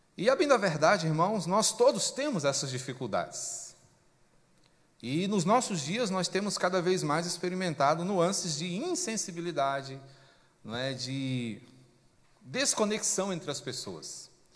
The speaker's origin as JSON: {"language": "Portuguese", "country": "Brazil", "said": "porque somos brasileiros"}